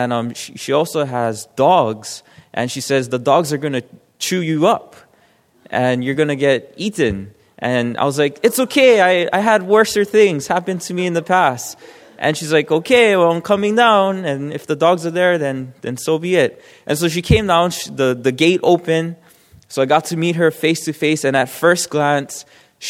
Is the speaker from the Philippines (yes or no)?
no; Hawaii, United States; I'm from Hawaii